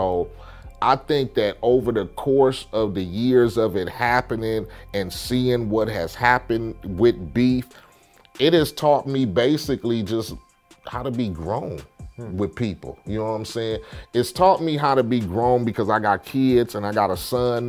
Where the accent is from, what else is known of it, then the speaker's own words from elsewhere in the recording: Compton, California, United States; I come from Compton, I gang bang